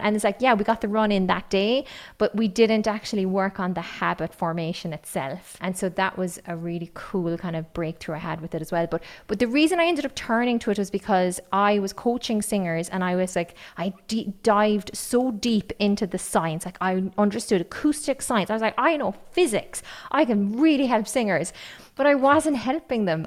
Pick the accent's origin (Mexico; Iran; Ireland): Ireland; County Kerry, Munster; accent: Kerry; I have an accent because I grew up on County Kerry and everybody spoke like me there.